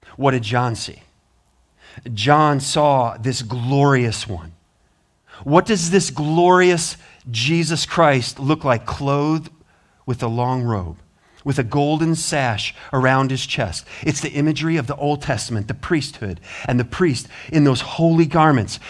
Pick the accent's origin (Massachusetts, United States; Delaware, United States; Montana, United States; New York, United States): Montana, United States; moved away; I'm from Montana